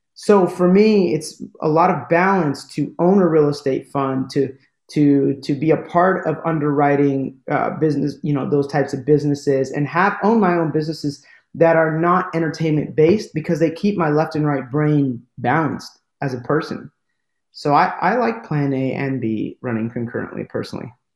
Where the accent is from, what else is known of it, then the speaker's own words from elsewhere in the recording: United States; accent: American; i have an american accent and I'm from America